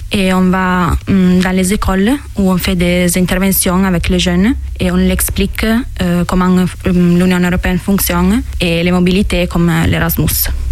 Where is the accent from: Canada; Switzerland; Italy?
Italy; Mondovì, Piedmont; French is a second language; moved away as an adult; now in France; Je viens d'Italie, euh, d'un village qui s'appelle Mondovi, dans la province de Cuneo, dans le nord de l'Italie